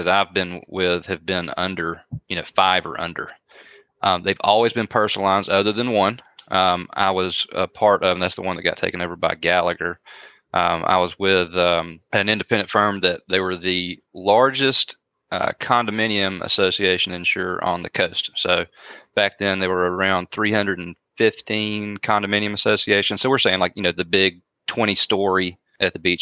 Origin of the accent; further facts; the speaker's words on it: Carrollton, Georgia, United States; I'm from Carrollton. So I wanted to come back home